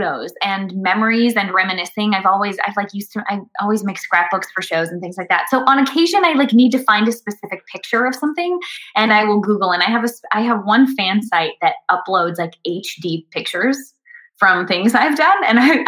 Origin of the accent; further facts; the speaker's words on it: Minneapolis, Minnesota, United States; I was closer to home, being in Minnesota. And then I ended up getting offered a job interning at a theater that I grew up working at in Minneapolis